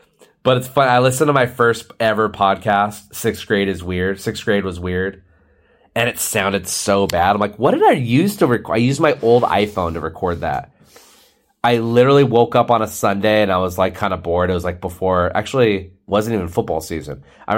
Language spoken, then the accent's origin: English; Philadelphia, Pennsylvania, United States; I'm from Philly.